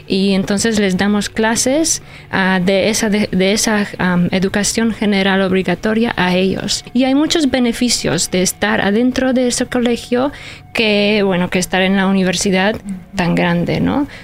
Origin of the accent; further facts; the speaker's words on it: Poland; first language Polish; Spanish is a second language; moved away; polaco es mi idioma nativo, es mi idioma maternal y luego yo crecí, nací y crecí en Polonia